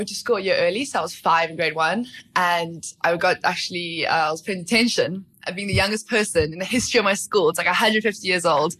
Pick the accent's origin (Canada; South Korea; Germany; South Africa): South Africa; Port Elizabeth, Eastern Cape; Port Elizabeth, actually.